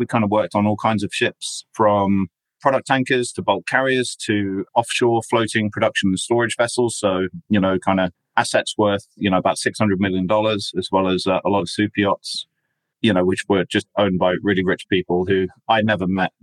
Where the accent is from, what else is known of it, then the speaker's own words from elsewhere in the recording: England, United Kingdom; I'm basically English, although I've got an Australian passport